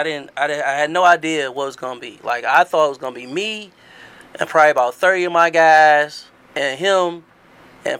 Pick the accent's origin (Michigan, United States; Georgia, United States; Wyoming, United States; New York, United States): Michigan, United States; Detroit; also born or lived in East Side, Detroit; I'm from the West. I'm always going to rep the West. I'm from West 7 Mile